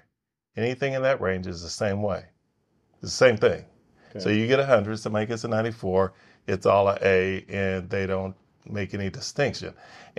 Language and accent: English; Los Angeles, California, United States; now in Frisco, United States; I grew up in the hood. I grew up in South Central LA, and if had I known I was going to be living in Frisco, Texas